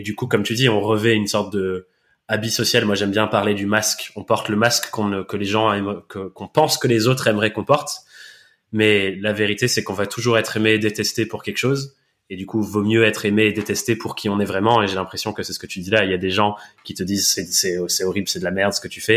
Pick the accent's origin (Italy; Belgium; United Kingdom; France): United Kingdom; England; accent: English; moved away; je suis anglais de naissance et de nationalité